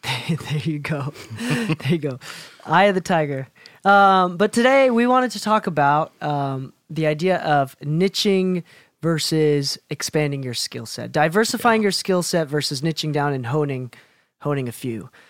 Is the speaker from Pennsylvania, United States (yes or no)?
no; Chicago, Illinois, United States; now in Provo, United States; I grew up in Chicago